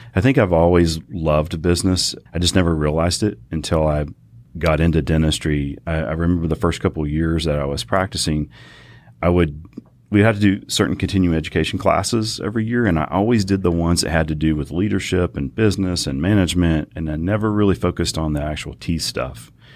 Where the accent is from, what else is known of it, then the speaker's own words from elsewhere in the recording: Fort Worth, Texas, United States; I'm Fort Worth born and raised. Kid grew up on the east side of Fort Worth.